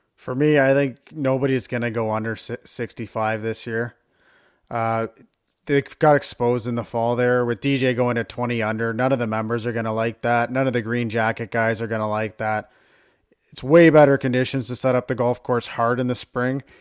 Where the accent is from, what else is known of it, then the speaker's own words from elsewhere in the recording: Canada; we are Canadian